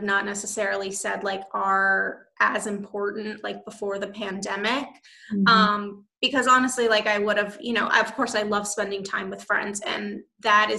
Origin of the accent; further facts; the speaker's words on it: United States; also born or lived in Los Angeles; I'm so American